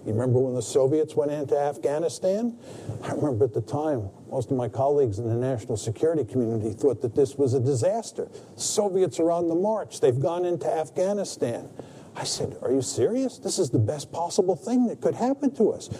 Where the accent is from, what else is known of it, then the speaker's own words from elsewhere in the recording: United States; I was born in the United States